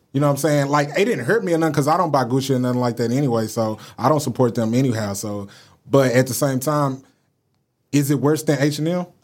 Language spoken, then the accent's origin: English; Dallas, Texas, United States; I'm from Dallas